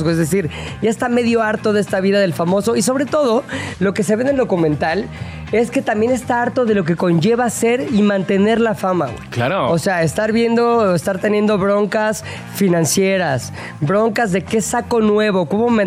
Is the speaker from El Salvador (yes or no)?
no; Spain; Soy español, soy español.